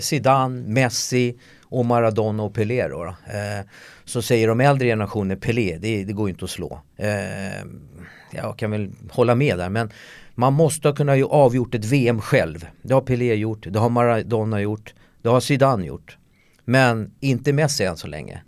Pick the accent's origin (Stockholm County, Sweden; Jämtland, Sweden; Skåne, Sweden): Stockholm County, Sweden; Solna; jag är ju uppväxt i Solna